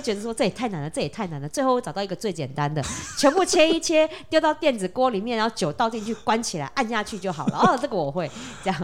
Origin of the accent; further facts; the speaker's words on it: Taiwan; 我们台湾人好，五六年级生，六年级生以前的